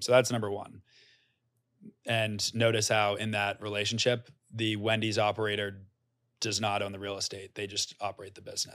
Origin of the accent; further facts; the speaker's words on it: Norwell, Massachusetts, United States; moved away as an adult; also born or lived in New York City, United States; I'm from a small town outside of Boston called Norwell, has about eleven thousand people